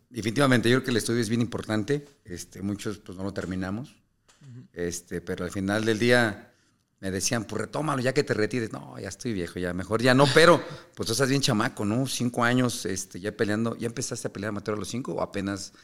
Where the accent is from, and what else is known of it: Mexico